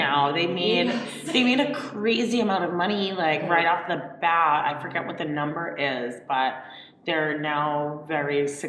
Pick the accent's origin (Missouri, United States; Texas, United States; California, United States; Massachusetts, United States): Massachusetts, United States; Marblehead; I'm from Marblehead